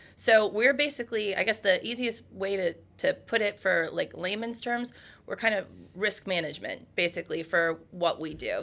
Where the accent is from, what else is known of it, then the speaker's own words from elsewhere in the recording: Ohio, United States; That is my home state